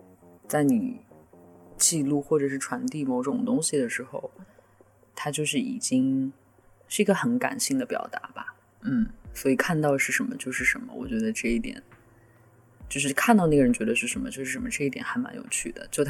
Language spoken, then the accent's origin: Chinese; northern China, China; 作为一个北方人，风并没有什么太好的经。